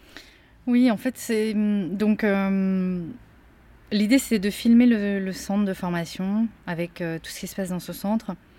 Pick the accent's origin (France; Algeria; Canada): France; also born or lived in Korea; puisque je viens de la Corée, mais en même temps, j'ai aussi grandi en France